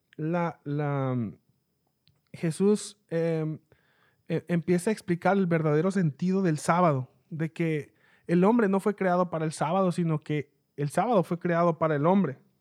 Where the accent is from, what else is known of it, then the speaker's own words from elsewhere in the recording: Mexicali, Baja California, Mexico; yo soy de Mexicali, México.